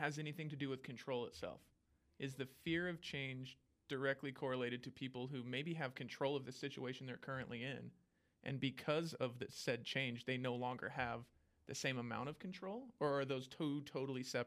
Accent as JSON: {"language": "English", "region": "Washington", "country": "United States", "moved": "as an adult", "said": "I'm from Washington"}